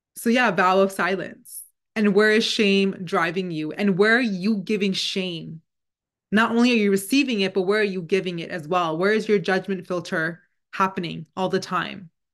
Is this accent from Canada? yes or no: yes; Canada; first language Punjabi; English is a second language; we're both born and raised in Canada